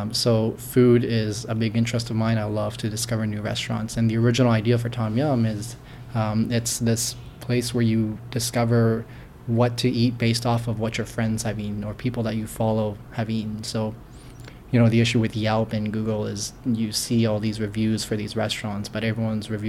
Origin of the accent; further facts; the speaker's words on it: Markham, Ontario, Canada; I grew up in Markham, and I was there since I was about 6 years old, 7 years old. So mostly from around here